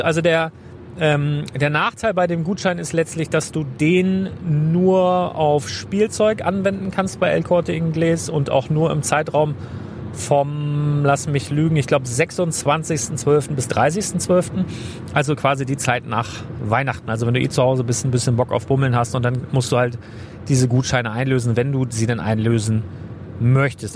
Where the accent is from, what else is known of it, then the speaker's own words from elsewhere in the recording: Northern Germany, Germany; für mich als Norddeutscher